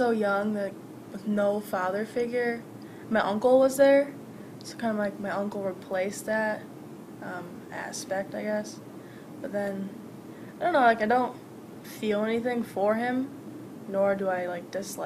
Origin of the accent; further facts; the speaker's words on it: Spring Lake, Michigan, United States; also born or lived in Dearborn, Michigan; But I moved here, I think, 4 or 5